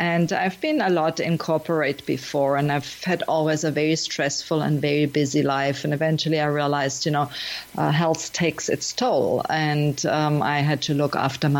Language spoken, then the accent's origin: English; Germany; also born or lived in Miami; now in Portugal; I'm from Germany and I lived in many countries, including Miami. And nowadays I'm in Portugal, beautiful Portugal here.